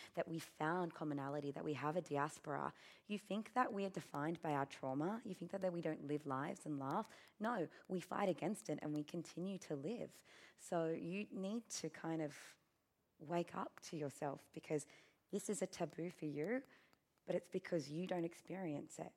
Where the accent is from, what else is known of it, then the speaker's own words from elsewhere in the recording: Australia; being Australian